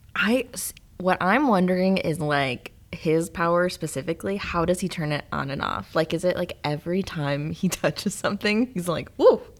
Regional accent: Rockton, Illinois, United States; my hometown. I'm from Rockton, Illinois

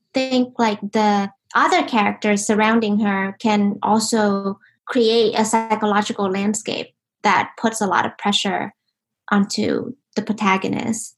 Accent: Ho Chi Minh City, Vietnam; now in United States; I was born in Vietnam, in Ho Chi Minh, and um, you know, life in Vietnam was really a special thing

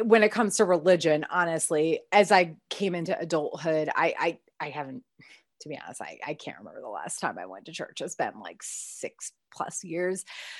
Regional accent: Connecticut, United States; because I grew up in Connecticut again. So being a Baptist in New England is weird as fuck, to be honest.

